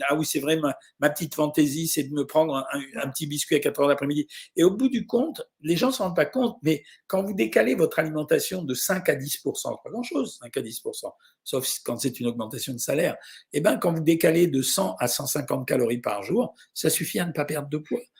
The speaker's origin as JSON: {"language": "French", "town": "Lyon", "region": "Auvergne-Rhône-Alpes", "country": "France", "tie": "born or raised there", "lives_now": "Saint-François, Guadeloupe", "said": "je suis originaire de Montron, mais Lyon, mais j'habite jusqu'à mardi en Guadeloupe et Saint-François."}